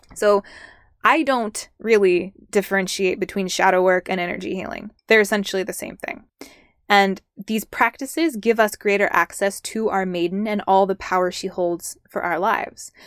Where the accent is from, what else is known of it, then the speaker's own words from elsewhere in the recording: Southern California, United States; I'm from Southern California. I like born and raised there, grew up there